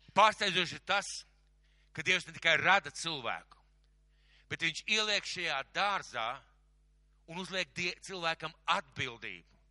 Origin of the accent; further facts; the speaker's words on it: Latvia; es vienkārši piedzimu Latvijā.